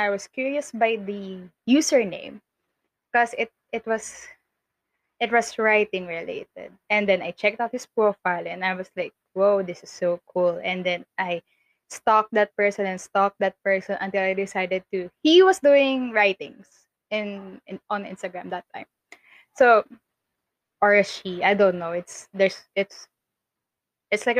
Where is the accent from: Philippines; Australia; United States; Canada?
Philippines; Makati, Metro Manila; I was born in Makati.